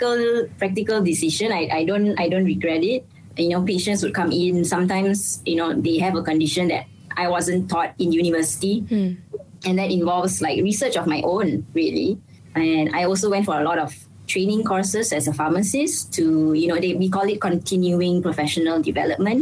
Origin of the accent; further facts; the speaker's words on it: Malaysia; Being a Malaysian